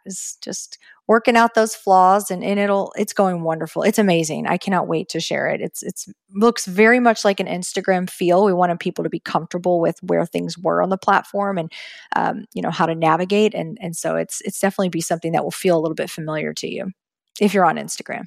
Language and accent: English; Texas, United States; now in Florida, United States; growing up in Texas